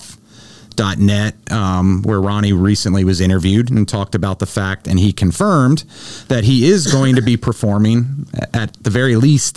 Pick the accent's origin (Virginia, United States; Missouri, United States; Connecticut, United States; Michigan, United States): Virginia, United States; Manassas; growing up in Manassas